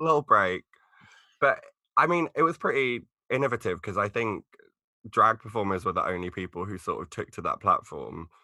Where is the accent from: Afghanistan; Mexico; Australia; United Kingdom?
United Kingdom; Essex, East of England; I'm actually from Essex